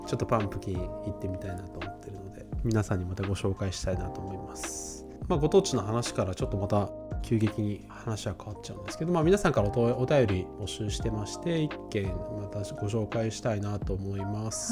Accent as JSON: {"language": "Japanese", "region": "Nagano", "country": "Japan", "tie": "born or raised there", "moved": "yes", "said": "地元は長野なんだけど"}